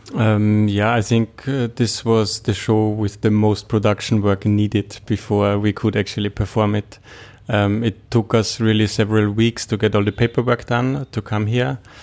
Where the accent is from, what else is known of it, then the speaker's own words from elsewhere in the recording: Austria; moved away; also born or lived in Rotterdam; I come from Austria